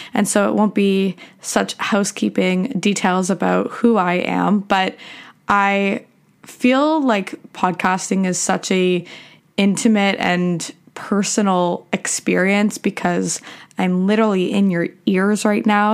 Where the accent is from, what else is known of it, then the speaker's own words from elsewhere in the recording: Canada; also born or lived in Michigan, United States; I was born in Michigan in the U S, and I have dual citizenship in U S and Canada. My parents were living there for work, and I moved back to Canada when I was, like, seven.